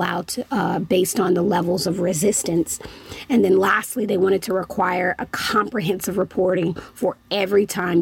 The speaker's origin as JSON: {"language": "English", "town": "Chicago", "region": "Illinois", "country": "United States", "said": "I'm from the Chicagoland area"}